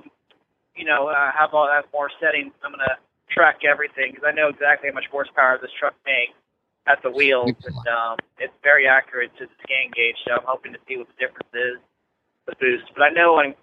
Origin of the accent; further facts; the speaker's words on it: Dallas, Texas, United States; I'm from Dallas